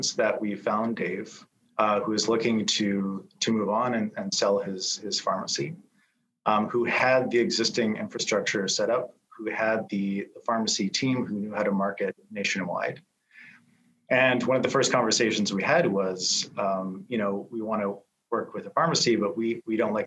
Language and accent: English; Canada; as a Canadian